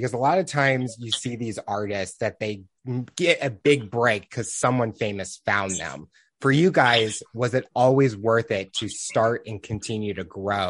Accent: Missouri, United States; for me growing up in Missouri

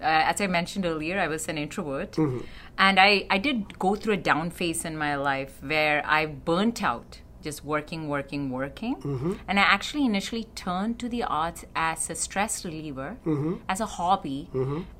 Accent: Canada; I'm a Canadian-Canadian.

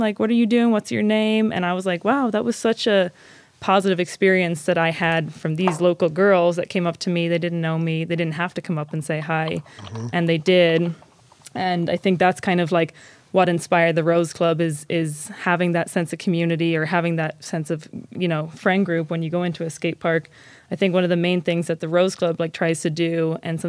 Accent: Ireland; moved away as an adult; also born or lived in Claremore, Oklahoma; now in Ogden, United States; growing up in Ireland, there was never anything like skateboarding

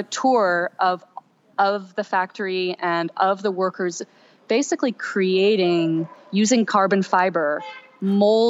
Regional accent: Ithaca, New York, United States; I was born and raised in Ithaca, New York

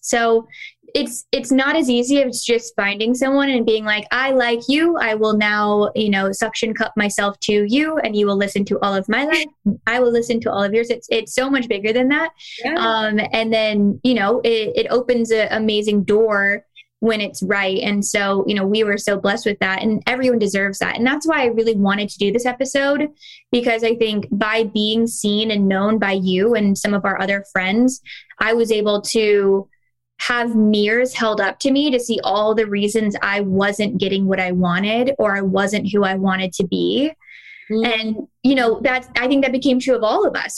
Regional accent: Kentucky, United States; also born or lived in the West; now in North Carolina, United States; I grew up in the South

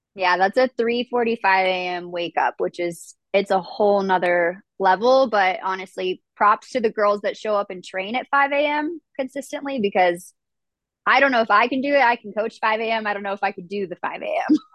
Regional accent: New Mexico, United States; also born or lived in Las Cruces, New Mexico; now in Denver, United States; I grew up in a small town in New Mexico.

